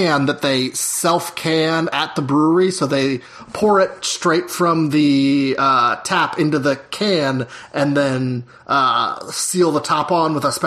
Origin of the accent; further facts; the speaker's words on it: Cincinnati, Ohio, United States; My mom is now a professional extra in my hometown of Cincinnati, Ohio